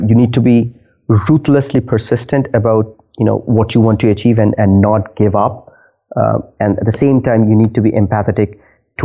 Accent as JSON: {"language": "English", "country": "India", "also_born_or_lived": "Nova Scotia, Canada", "moved": "yes", "lives_now": "Halifax, Canada", "said": "I am originally from India."}